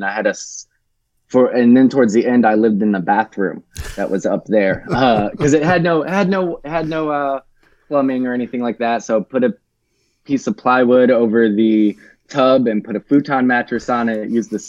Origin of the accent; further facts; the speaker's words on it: Tennessee, United States; also born or lived in Michigan; I was born in Michigan, in the Detroit area. And then I almost immediately moved around a little bit as a child, went back to Michigan for a little while, and then went to rural Tennessee, about an hour outside of Memphis, when I was 11, went to middle school and high school there